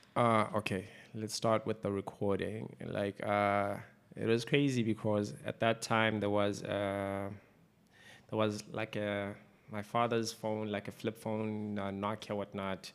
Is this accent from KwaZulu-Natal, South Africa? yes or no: yes; Umzimkhulu, KwaZulu-Natal, South Africa; also born or lived in Eastern Cape; I grew up in Mzimkhulu for the most part